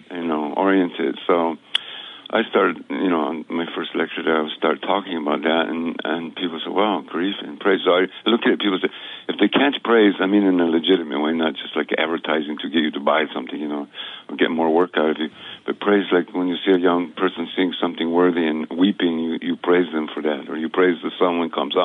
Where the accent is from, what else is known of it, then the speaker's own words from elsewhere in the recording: New Mexico, United States; moved away as an adult; also born or lived in Guatemala; Where I grew up in New Mexico